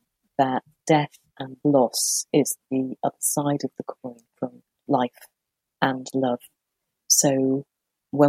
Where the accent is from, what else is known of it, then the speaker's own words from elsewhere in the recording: Merseyside, North West England, United Kingdom; I grew up on Merseyside